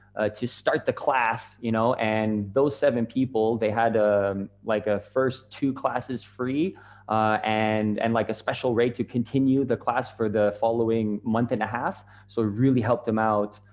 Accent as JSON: {"language": "English", "country": "Canada", "also_born_or_lived": "Japan", "moved": "as an adult", "said": "I'm from Canada, and uh, I was living in Japan at the time"}